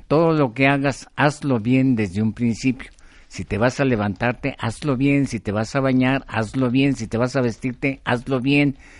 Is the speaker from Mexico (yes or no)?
yes; Mexico